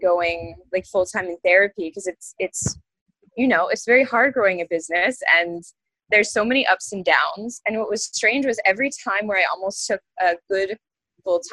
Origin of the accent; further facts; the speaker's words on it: Maine, United States; now in Gainesville, United States; where I'm from, born and raised in Maine